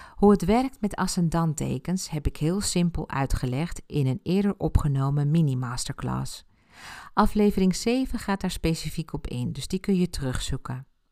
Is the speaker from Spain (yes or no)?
yes; Ibiza, Balearic Islands, Spain; first language Spanish; Dutch is a second language; moved away; Ik ben op Ibiza geboren en heb mijn jeugd daar doorgebracht